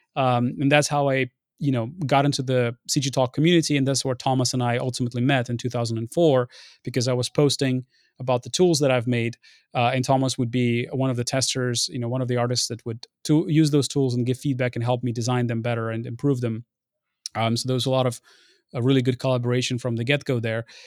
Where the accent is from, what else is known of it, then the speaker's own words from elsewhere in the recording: Ukraine; moved away; also born or lived in Lviv, Ukraine; I was born in Lviv, but we were living in, um, in, in a city next to Belarus back in the day